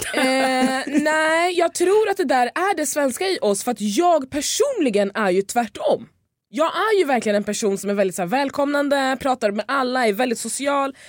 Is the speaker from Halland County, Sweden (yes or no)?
no; Lidingö, Stockholm County, Sweden; Jag är ju uppväxt ute på Lidingö, det är en, eh, en ö utanför Stockholm